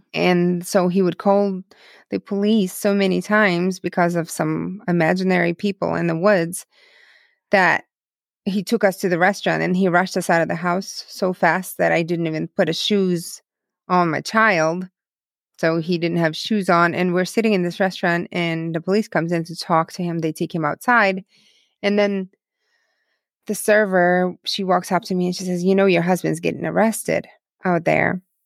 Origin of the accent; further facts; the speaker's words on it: Dnipro, Dnipropetrovsk Oblast, Ukraine; first language Russian; English is a second language; now in United States; I grew up on the, um, tenth floor of apartment building in the city called Dnipro, the third largest city in Ukraine